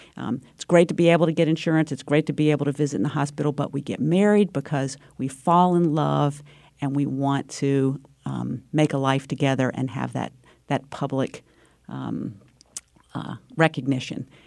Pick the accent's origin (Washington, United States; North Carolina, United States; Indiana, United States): North Carolina, United States; moved away; also born or lived in Connecticut; my home state of North Carolina